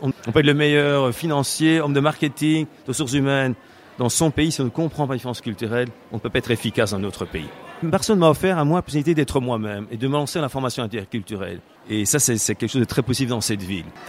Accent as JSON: {"language": "French", "country": "Belgium", "moved": "as an adult", "lives_now": "Barcelona, Spain", "said": "je suis belge et ça fait 22 ans que j'habite à Barcelone"}